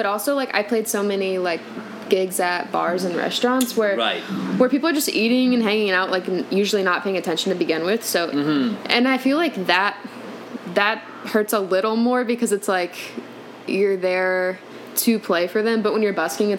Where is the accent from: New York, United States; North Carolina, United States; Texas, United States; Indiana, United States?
Indiana, United States; born or raised there; moved away as an adult; also born or lived in Atlanta / Tennessee